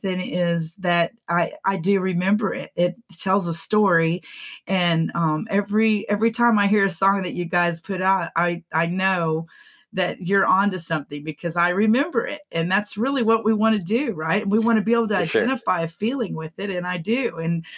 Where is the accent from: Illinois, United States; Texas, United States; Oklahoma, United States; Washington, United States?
Texas, United States; McKinney; my hometown of McKinney